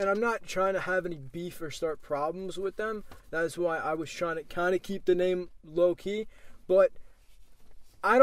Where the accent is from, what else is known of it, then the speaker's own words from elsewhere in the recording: Lake Grove, New York, United States; I grew up in Lake Grove with my parents.